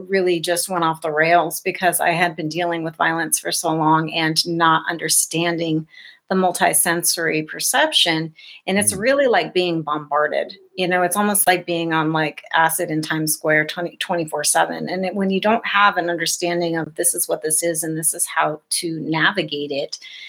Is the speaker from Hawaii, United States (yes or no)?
no; South Dakota, United States; born or raised there